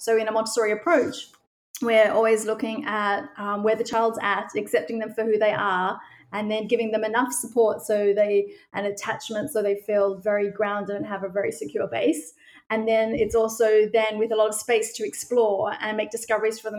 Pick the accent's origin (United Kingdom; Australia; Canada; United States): Australia; moved away as an adult; now in Amsterdam, Netherlands; I'm originally from Australia